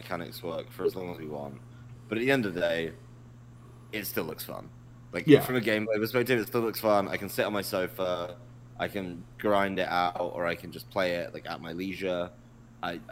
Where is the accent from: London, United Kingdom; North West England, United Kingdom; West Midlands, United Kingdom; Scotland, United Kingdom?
London, United Kingdom; our hometown, or my hometown, sorry, of London